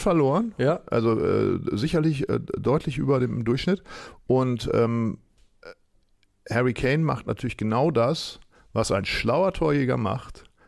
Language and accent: German; Northern Germany, Germany; ich als Norddeutscher